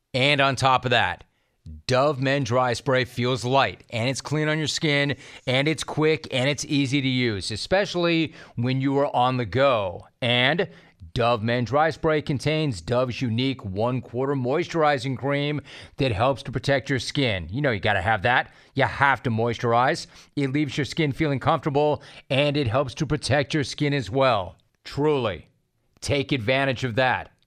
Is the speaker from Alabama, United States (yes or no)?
no; Calabasas, California, United States; We're from Calabasas High